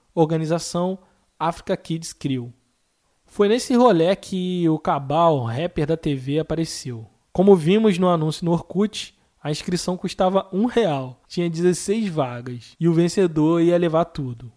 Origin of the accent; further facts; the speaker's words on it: Rio de Janeiro, Brazil; Eu sou do Rio de Janeiro, como vocês podem perceber pelo meu sotaque